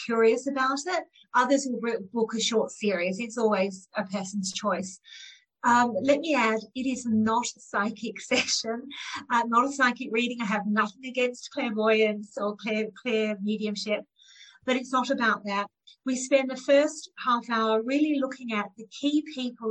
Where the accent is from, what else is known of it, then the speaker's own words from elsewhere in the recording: Australia; I'm one of nine children growing up in Australia from Indian heritage